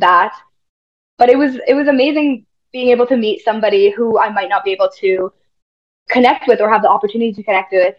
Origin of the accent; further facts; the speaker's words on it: Dauphin, Manitoba, Canada; I grew up in Dauphin, Manitoba, which is a small town in central northern Manitoba